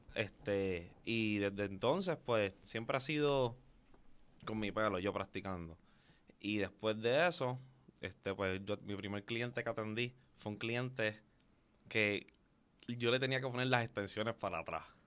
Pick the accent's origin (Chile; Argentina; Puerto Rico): Puerto Rico; Carolina; yo vengo de la tierra de los gigantes, Carolina en la casa